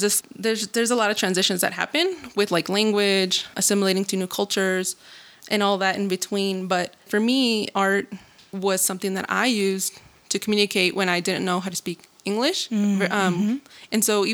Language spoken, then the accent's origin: English; Denver, Colorado, United States; also born or lived in Luis Moya, Zacatecas, Mexico / Hays, Kansas; I am originally from Luis Moya, Zacatecas, and my family and I migrated to the U.S. in the early 2000s when I was 7 years old. And I was raised for most of my life in Denver